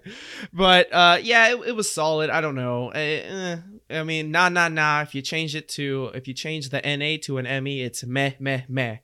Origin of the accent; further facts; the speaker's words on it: Houston, Texas, United States; we're from Houston